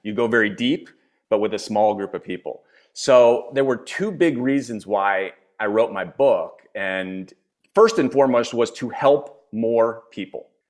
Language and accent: English; Philadelphia, Pennsylvania, United States; moved away as an adult; also born or lived in China / Europe / California / New York; now in Spain; I am born and raised in the States. I'm originally from Philadelphia.